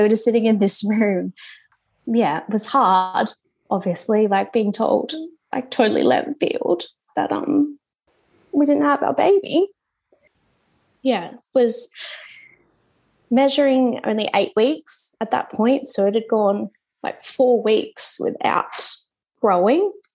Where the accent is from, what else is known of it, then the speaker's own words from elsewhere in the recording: Esperance, Western Australia, Australia; moved away as an adult; now in New Zealand; My hometown's Esperance